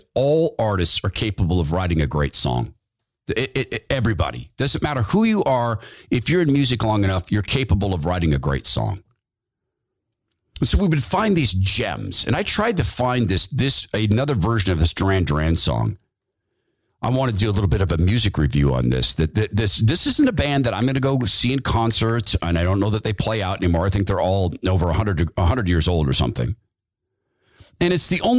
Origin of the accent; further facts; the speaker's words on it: Spokane, Washington, United States; as a young guy growing up in Spokane, Washington, which was still sort of the woods